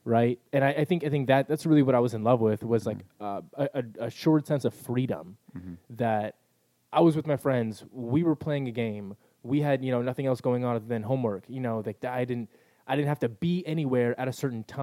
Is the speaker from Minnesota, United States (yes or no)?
no; El Cajon, California, United States; I grew up in El Cajon where everything was sort of local